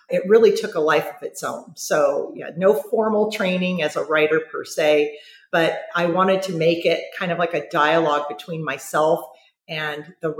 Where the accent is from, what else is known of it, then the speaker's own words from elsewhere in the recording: Huntington Beach, California, United States; also born or lived in San Diego, California; grew up in San Diego, good old, you know, American, large Catholic family. Moved up to the Huntington Beach area when I was about 6 or 7 years old.